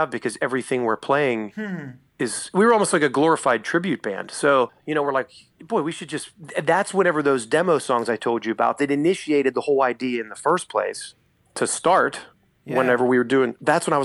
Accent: Pittsburgh, Pennsylvania, United States; we're from Pittsburgh

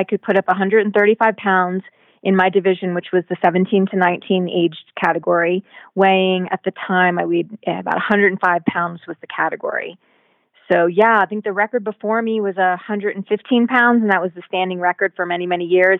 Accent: Virginia Beach, Virginia, United States; I was born there and raised there, and my family's still there to this day

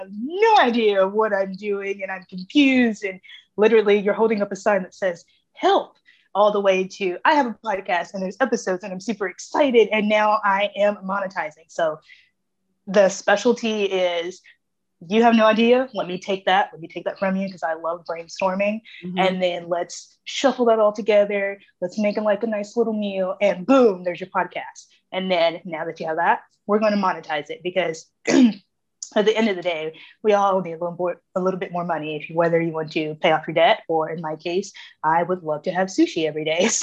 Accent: Springfield, United States; now in Memphis, United States; I was born in Springfield

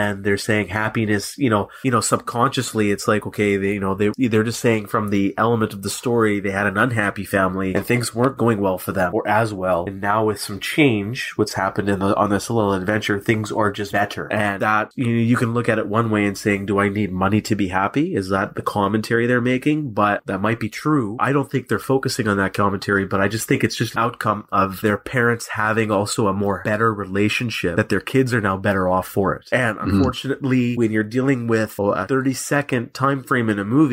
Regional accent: Canada; We're Canadian

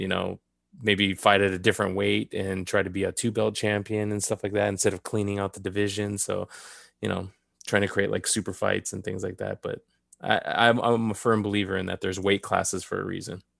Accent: Southern California, United States; also born or lived in Downey / Montebello; I was born and raised in Southern California.

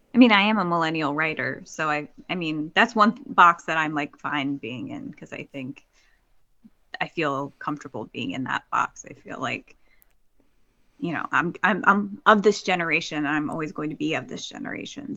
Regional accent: New Jersey, United States; moved away; my hometown in New Jersey.

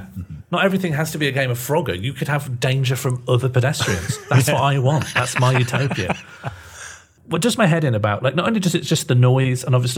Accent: Birmingham, West Midlands, United Kingdom; where I grew up in Birmingham

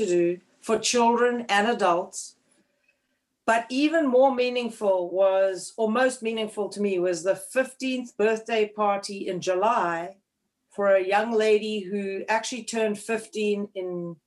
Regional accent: Cape Town, Western Cape, South Africa; moved away as an adult; also born or lived in Bloomington, Indiana; now in Connecticut, United States; I was born and raised in Cape Town, South Africa, in a place called Clifton Beach

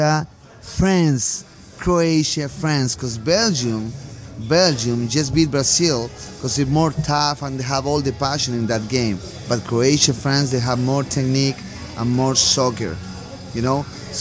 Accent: Chile; moved away; I'm from Chile, South America.

